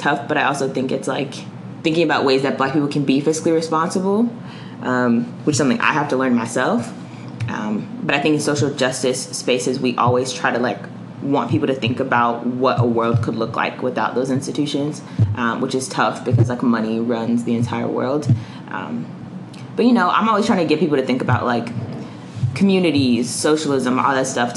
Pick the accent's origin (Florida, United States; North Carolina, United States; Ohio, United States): North Carolina, United States; Charlotte; I grew up in Greer Heights, which is like a low-income community in Charlotte